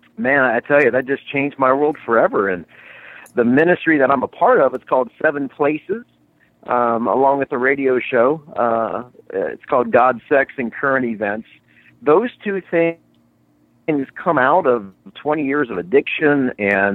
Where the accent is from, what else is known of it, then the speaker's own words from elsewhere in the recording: Indiana, United States; I grew up in Indiana